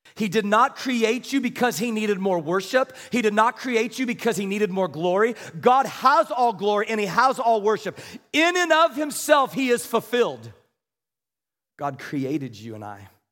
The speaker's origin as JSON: {"language": "English", "region": "Kansas", "country": "United States", "said": "I was from Kansas"}